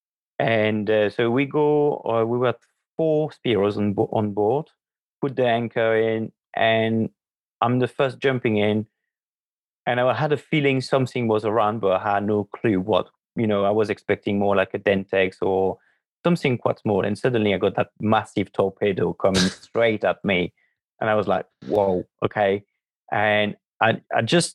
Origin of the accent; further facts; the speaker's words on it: France; moved away as an adult; now in United Kingdom; I grew up in France.